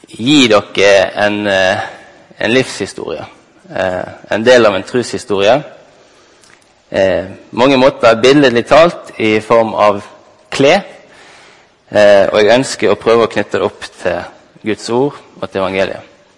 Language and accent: Norwegian; Halsnøy, Vestland, Norway; Jeg ble tidlig tatt med på bedehuset Soar hjemme på Halsnøy